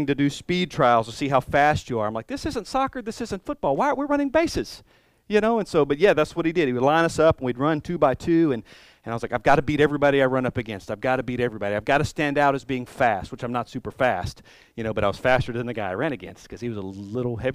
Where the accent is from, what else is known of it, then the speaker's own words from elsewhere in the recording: Columbus, United States; moved away; when I go back to Columbus, when I go back to my hometown